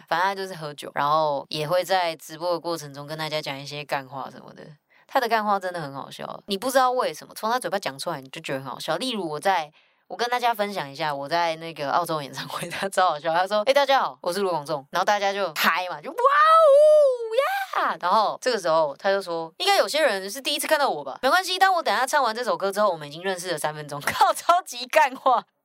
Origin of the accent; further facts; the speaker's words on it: Taipei, Taiwan; 身为台北人